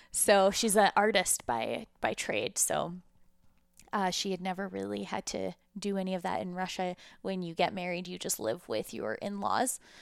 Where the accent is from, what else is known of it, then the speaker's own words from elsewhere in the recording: Calgary, Alberta, Canada; also born or lived in Ukraine; we moved to Calgary when I was five, uh, from what is now the Ukraine, but was at the time the former U S S R.